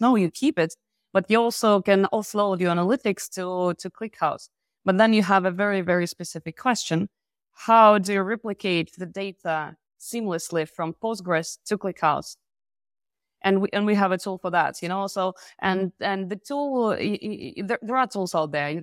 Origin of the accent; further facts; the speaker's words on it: Belarus; moved away as an adult; now in France; by origin, I'm from Belarus. I'm living in France for more than ten years